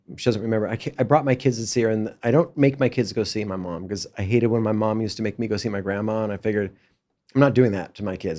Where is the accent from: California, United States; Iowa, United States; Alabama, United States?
California, United States; Los Angeles; me growing up in Brentwood